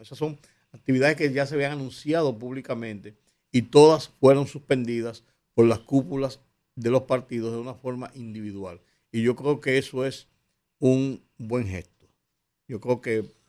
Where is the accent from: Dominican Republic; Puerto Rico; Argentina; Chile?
Dominican Republic; los dominicanos